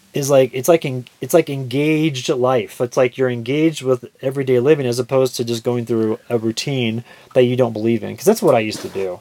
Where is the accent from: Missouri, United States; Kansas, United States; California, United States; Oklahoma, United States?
Kansas, United States; We're all from Kansas.